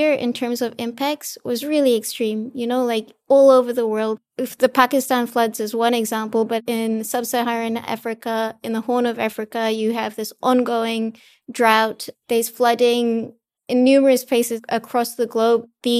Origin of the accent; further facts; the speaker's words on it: Fiji; I'm actually from Fiji, so I'm from a small island developing state in the Pacific.